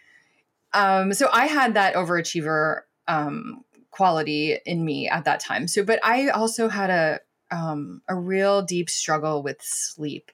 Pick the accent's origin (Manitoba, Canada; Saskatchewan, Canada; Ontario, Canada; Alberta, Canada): Ontario, Canada; Toronto; I grew up in Scarborough